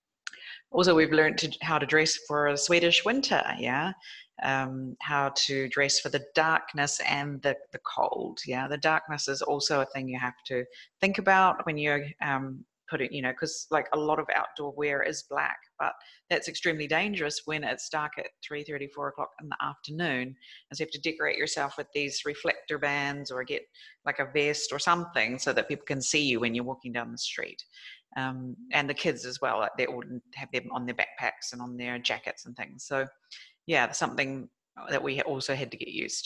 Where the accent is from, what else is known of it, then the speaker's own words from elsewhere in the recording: New Zealand; moved away; my home country is New Zealand